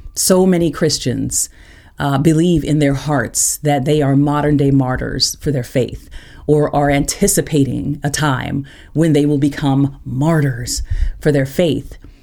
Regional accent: Tulsa, Oklahoma, United States; moved away as an adult; also born or lived in Interlochen; I grew up in Tulsa

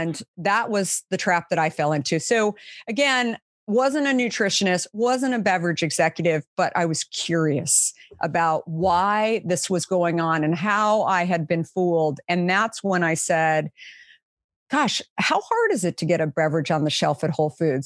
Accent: Arizona, United States; I grew up in Arizona

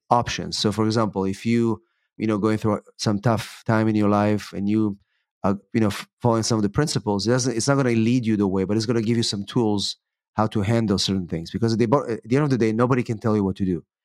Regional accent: Israel; moved away as an adult; also born or lived in England; now in United States; I'm originally from Israel, actually. I came to the United States to, uh, to go to law school

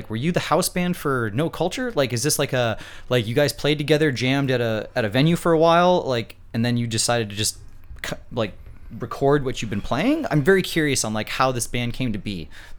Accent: North Dakota, United States; moved away; I'm coming from North Dakota and booking shows in North Dakota as a child

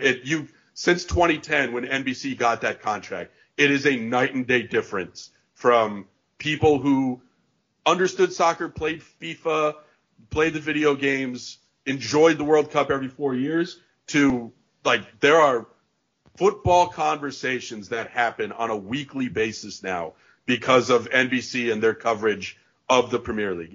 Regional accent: Connecticut, United States; I grew up in Connecticut

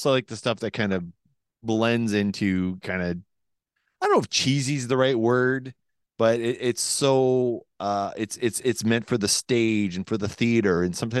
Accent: Quebec, Canada; accent: Quebec; That's my Quebec accent trying to imitate Finland accent. Finland by way of Quebec.

